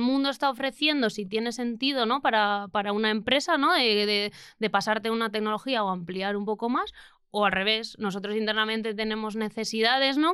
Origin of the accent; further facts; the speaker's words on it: Lekeitio, Basque Country, Spain; mi pueblo, eh, que es Lequeitio